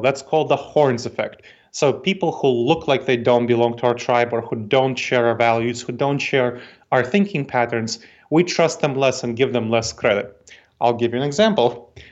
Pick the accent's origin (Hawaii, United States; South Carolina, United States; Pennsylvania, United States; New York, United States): New York, United States; New York City; accent: New York tang; now in Columbus, United States; I grew up in New York City, so my family came to New York City, that's where I grew up